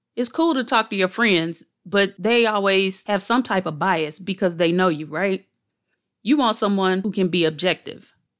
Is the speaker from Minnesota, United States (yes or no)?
no; St. Louis, Missouri, United States; I was born and raised in Saint Louis